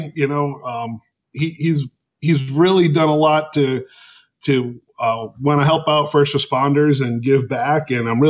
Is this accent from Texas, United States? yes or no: no; Cranston, Rhode Island, United States; moved away as an adult; also born or lived in Tennessee / New York City; now in Maine, United States; I was actually born in Rhode Island and pretty much grew up there until I had gone into the Coast Guard.